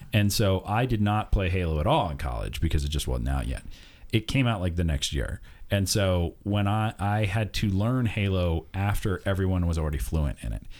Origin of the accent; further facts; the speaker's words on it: United States; as an American